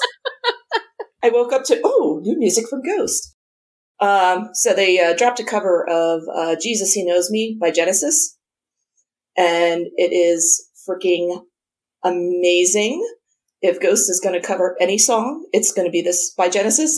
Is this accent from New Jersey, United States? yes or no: yes; New Jersey, United States; growing up in New Jersey, we got the New York Times